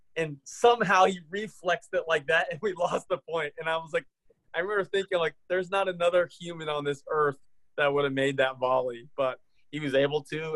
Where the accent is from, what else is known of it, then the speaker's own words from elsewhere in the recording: near Indianapolis, United States; I grew up near Indianapolis